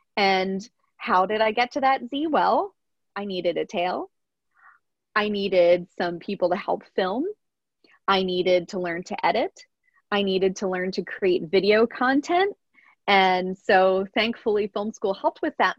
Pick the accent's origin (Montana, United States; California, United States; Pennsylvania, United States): Pennsylvania, United States; I grew up in a very rural part of Pennsylvania and in a small town